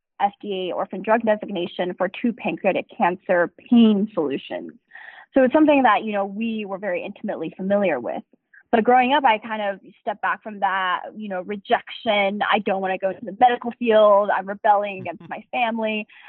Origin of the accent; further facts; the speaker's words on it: Durham, North Carolina, United States; born there; also born or lived in Asia; I was born in North Carolina.